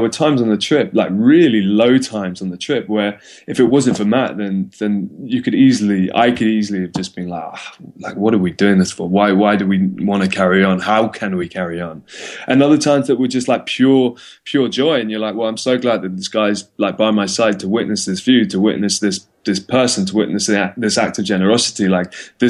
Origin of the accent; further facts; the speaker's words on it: London, United Kingdom; moved away as an adult; also born or lived in Cape Town, South Africa; I'm from London